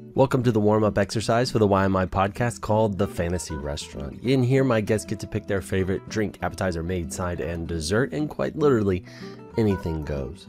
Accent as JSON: {"language": "English", "region": "Texas", "country": "United States", "said": "I'm from Texas, I'm in the South"}